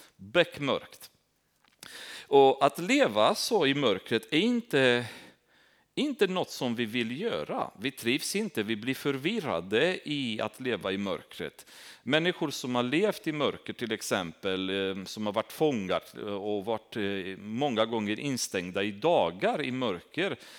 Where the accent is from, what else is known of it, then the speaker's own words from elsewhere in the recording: Romania; Swedish is a second language; now in Sweden; Där jag kommer ifrån är uppvuxen i Rumänien.